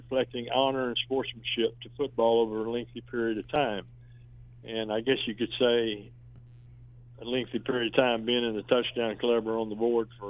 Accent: Oklahoma City, Oklahoma, United States; moved away as an adult; I was from Oklahoma City that I guess nobody knew anything about

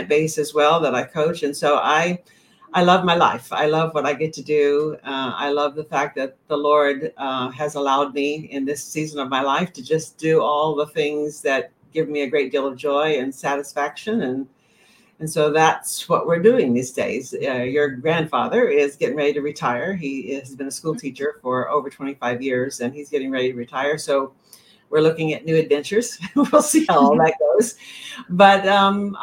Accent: the South, United States; moved away as an adult; also born or lived in Tennessee / Texas; now in Maine, United States; I grew up in the South. I grew up in Tennessee and Texas

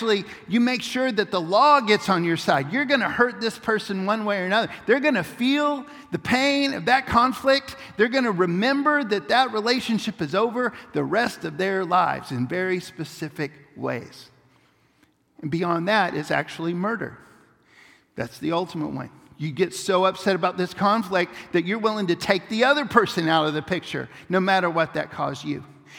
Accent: Papua New Guinea; It was a powerful moment for when we were growing up in Papua New Guinea.

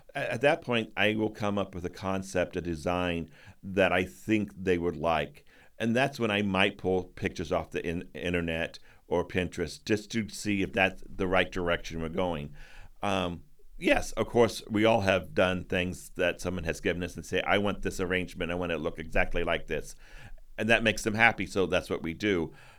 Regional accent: Midwest, United States; moved away as an adult; now in New England, United States; I'm from the Midwest

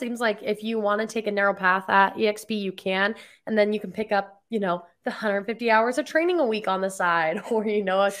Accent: Pueblo, Colorado, United States; I grew up in a little place called Pueblo down there

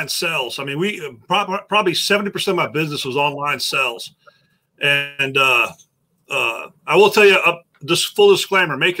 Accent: Somerville, Texas, United States; I am from Somerville, Texas, and Somerville County is the moonshine capital of Texas

